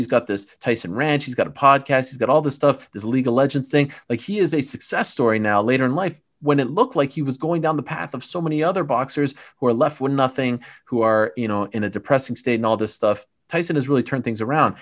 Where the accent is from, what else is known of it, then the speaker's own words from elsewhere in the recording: Montreal, Quebec, Canada; moved away; I grew up in Montreal, which is one of the all-time great fight towns